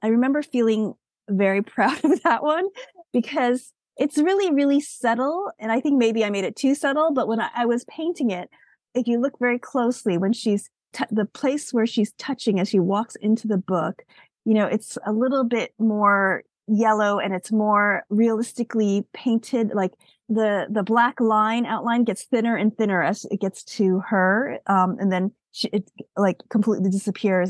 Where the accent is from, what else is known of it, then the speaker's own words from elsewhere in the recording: United States; I'm an American-born Asian